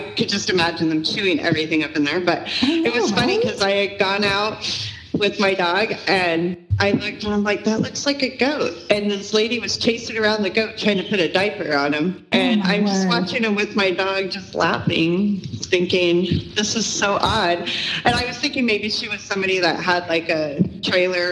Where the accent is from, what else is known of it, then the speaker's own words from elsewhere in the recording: Vancouver, British Columbia, Canada; now in Utah, United States; I grew up in Vancouver, British Columbia, but I'm from Utah